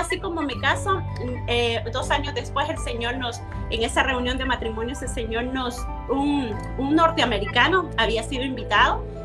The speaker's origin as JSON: {"language": "Spanish", "country": "El Salvador", "said": "nosotros somos procedentes del Salvador"}